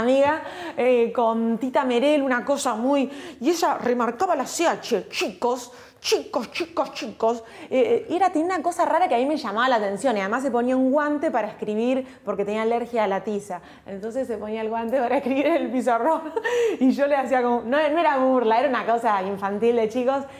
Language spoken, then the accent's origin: Spanish; Olivos, Buenos Aires Province, Argentina; Yo nací en Olivos, viví toda mi infancia, mi adolescencia en Olivos, a una cuadra de la quinta presidencial